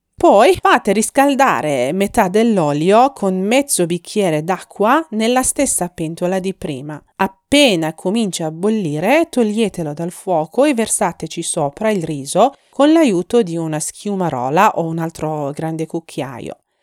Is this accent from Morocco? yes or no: no; Iran